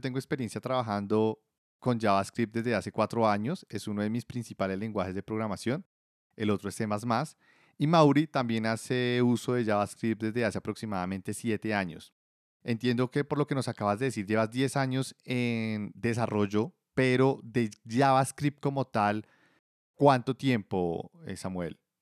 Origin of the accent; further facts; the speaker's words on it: Bogotá, Colombia; accent: rolo; yo soy, pues, rolo prácticamente toda la vida viviendo en Bogotá